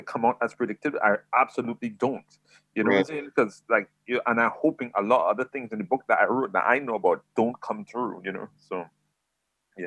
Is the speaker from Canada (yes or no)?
no; San Fernando, Trinidad & Tobago; moved away as an adult; also born or lived in Hackney, London; now in England; I was actually raised in Trinidad